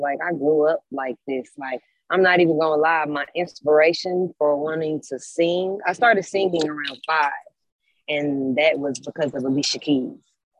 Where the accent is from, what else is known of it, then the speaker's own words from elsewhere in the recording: Little Rock, Arkansas, United States; moved away as an adult; now in Los Angeles, United States; I'm from Little Rock, Arkansas.